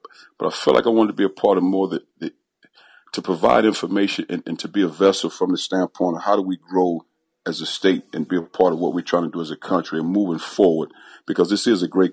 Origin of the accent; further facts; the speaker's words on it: East St. Louis, Illinois, United States; growing up in East St. Louis